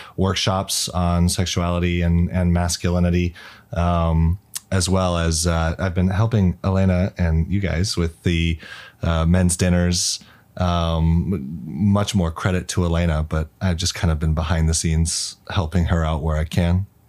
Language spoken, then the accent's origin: English; Arizona, United States; moved away as an adult; now in China; I'm from Arizona, the United States. I've been in China for nine, almost ten years now